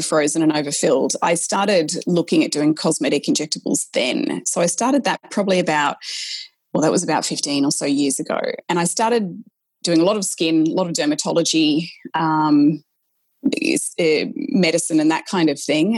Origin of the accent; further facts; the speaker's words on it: Australia; accent: Australian; i was an aussie so that's i had to really mask my australian accent